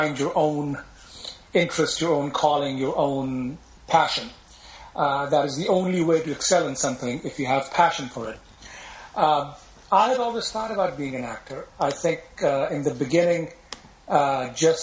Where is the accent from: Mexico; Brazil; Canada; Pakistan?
Pakistan; also born or lived in Los Angeles, United States / England; now in United States; When they finished their studies, they went back to Pakistan. And, of course, I went with them since I had no choice at that point. I was, you know, a few years old. So that is my background. I grew up there